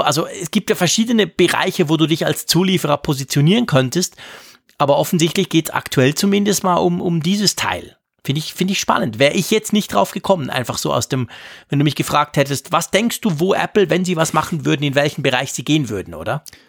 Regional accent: Switzerland; bei uns in der Schweiz

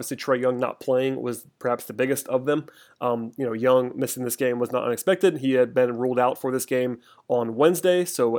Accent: Atlanta, Georgia, United States; I grew up in Atlanta

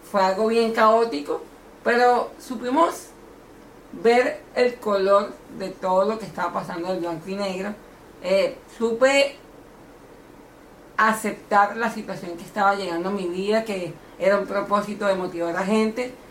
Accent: Caracas, Capital District, Venezuela; moved away; also born or lived in Miami; Yo vengo de Caracas. Okay. Yo exactamente soy de la Candelaria.

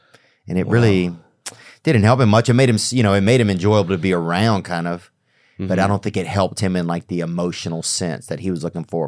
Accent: Louisiana, United States; because I'm from Louisiana.

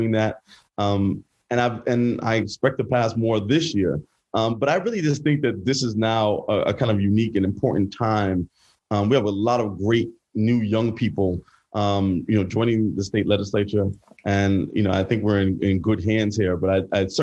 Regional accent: New York City, New York, United States; Born and raised in Brooklyn, lived in NYCHA and in the Bushwick houses, went to public school my whole life

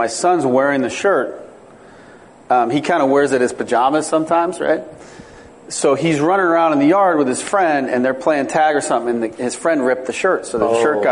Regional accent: East Bay, California, United States; moved away as an adult; also born or lived in Chicago; I grew up in the East Bay in California, and we'd kind of go over to Oakland.

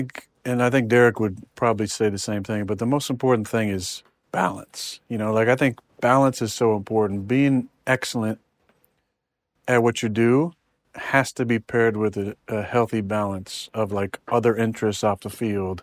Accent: California, United States; Yeah, I'm from California.

